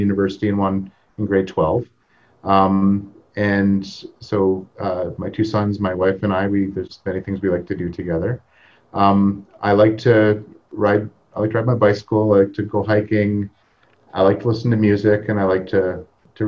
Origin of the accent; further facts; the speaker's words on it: Hamilton, Ontario, Canada; also born or lived in Toronto; I grew up in Hamilton, Ontario, and I was telling Keon earlier that I listened to CFMU growing up